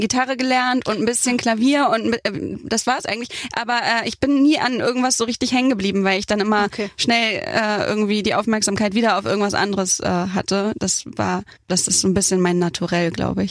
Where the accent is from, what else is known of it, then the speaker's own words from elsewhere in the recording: Hamburg, Germany; hatte ich mein erstes Release-Konzert in meiner Heimat Hamburg